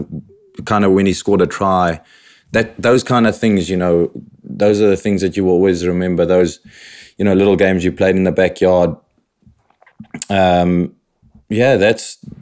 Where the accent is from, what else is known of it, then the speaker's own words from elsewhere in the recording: Robertson, Western Cape, South Africa; also born or lived in Paarl; now in United Kingdom; My childhood, I was born in Paul. Shortly after that, we moved to Robertson, where I basically grew up